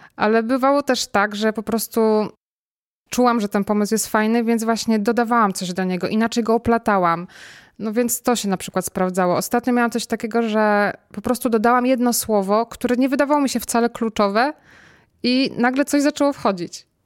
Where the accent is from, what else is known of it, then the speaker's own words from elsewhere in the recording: Kościan, Greater Poland, Poland; moved away; z Kościana, z mojej rodzinnej miejscowości.